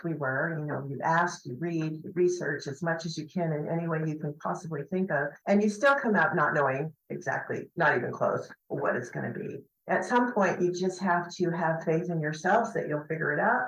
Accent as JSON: {"language": "English", "town": "Huntington Beach", "region": "California", "country": "United States", "tie": "born or raised there", "also_born_or_lived": "Oregon", "moved": "as an adult", "lives_now": "Taormina, Italy", "said": "growing up in Huntington Beach, California"}